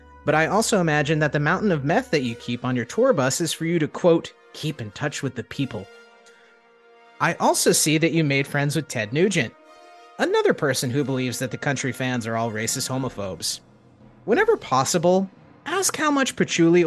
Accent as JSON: {"language": "English", "region": "Northeast Florida", "country": "United States", "tie": "born or raised there", "said": "I was born and raised in Northeast Florida"}